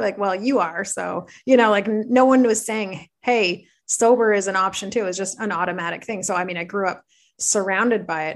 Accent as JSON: {"language": "English", "town": "Belleville", "region": "Ontario", "country": "Canada", "said": "I'm from Belleville"}